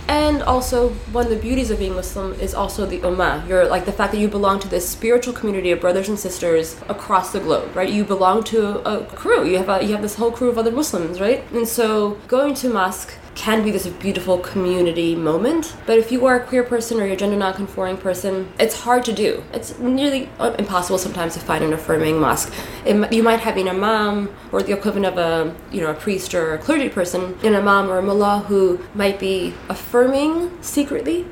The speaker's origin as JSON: {"language": "English", "town": "New York City", "region": "New York", "country": "United States", "tie": "born or raised there", "second_language": "English", "said": "In New York City, in Queens"}